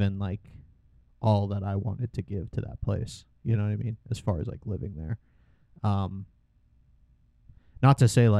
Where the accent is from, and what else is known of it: Culpeper, Virginia, United States; born or raised there